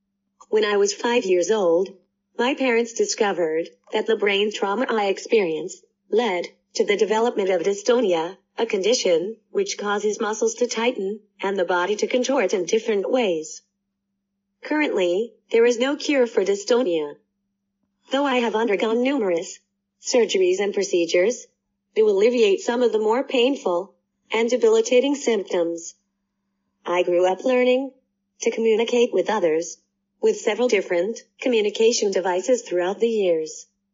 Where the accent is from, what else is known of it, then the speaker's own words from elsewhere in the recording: Stillwater, Oklahoma, United States; I was born and raised in Stillwater, Oklahoma, and was developing into a precocious 3-year-old.